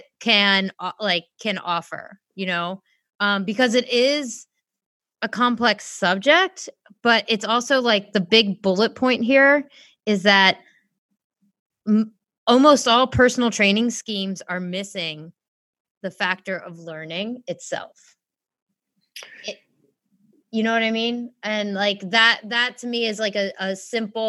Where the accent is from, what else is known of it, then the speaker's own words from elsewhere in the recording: United States; being American